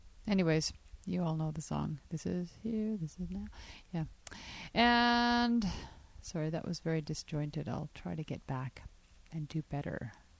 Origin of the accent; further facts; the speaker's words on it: Sparwood, British Columbia, Canada; I was humbled when I signed up at the pool here in my hometown of Sparwood, BC, and realized that I could swim, but not really.